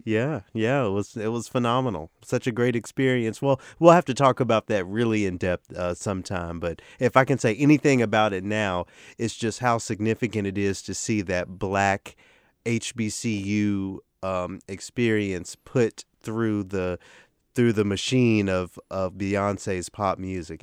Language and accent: English; Memphis, Tennessee, United States; moved away; I'm done with grad school just in time for this audition in my hometown